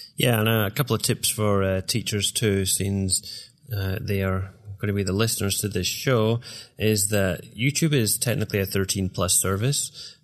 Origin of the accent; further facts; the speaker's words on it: Glasgow, Scotland, United Kingdom; moved away as an adult; now in Iowa, United States; I am originally from Glasgow, Scotland